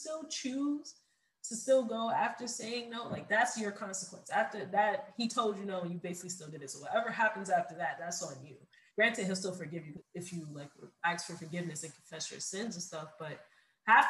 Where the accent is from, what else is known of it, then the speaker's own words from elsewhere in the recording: New York City, New York, United States; I'm from New York City, so it gets really cold.